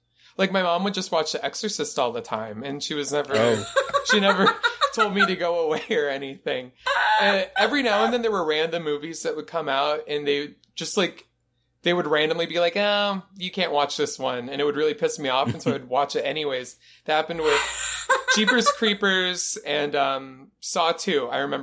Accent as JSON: {"language": "English", "town": "Chattanooga", "region": "Tennessee", "country": "United States", "tie": "born or raised there", "also_born_or_lived": "Knoxville, Tennessee / Miami, Florida", "moved": "as an adult", "lives_now": "Los Angeles, United States", "said": "I was born in Knoxville, but I moved to Chattanooga when I was three. So I'm like a Chattanooga person."}